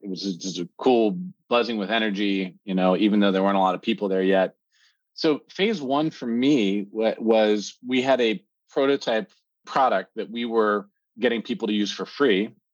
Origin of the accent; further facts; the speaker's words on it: Pennsylvania, United States; moved away as an adult; also born or lived in North Carolina / Silicon Valley; I'm an American by birth, uh, born in Pennsylvania on the East Coast